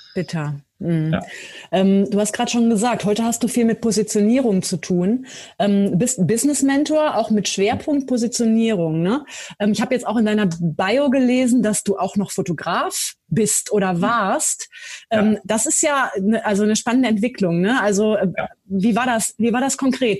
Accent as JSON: {"language": "German", "region": "Lower Saxony", "country": "Germany", "tie": "born or raised there", "said": "Ich bin auch gebürtige Niedersächsin und war da, bin da auch zur Schule gegangen."}